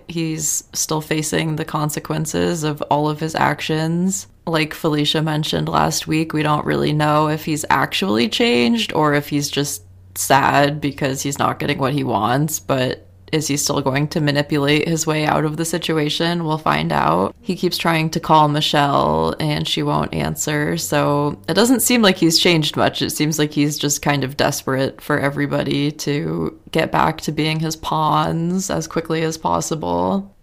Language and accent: English; United States; accent: American; which is gonna sound very American in my accent